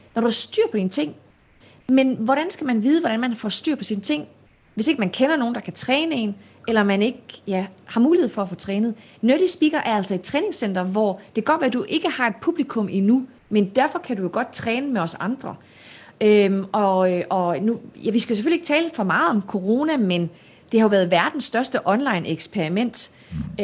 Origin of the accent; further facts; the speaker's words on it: Denmark; moved away as an adult; also born or lived in Morocco / South Jutland / North Jutland; now in Palo Alto, United States; opvokset i Nordjylland og Sønderjylland